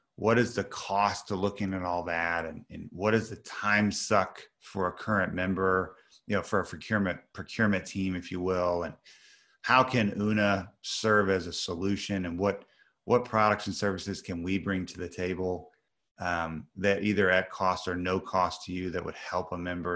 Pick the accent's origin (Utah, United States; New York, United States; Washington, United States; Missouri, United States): Missouri, United States; I'm from Missouri, which some of your, some of your audience is the middle of the country, United States